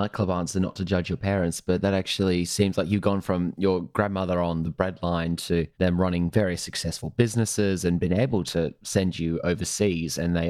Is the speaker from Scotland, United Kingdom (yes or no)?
yes; Edinburgh, Scotland, United Kingdom; born there; I was born in Edinburgh and have a Scottish ancestry.